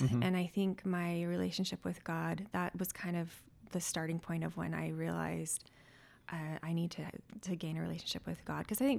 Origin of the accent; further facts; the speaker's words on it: South Jordan, Utah, United States; now in North Salt Lake, United States; I'm from South Jordan.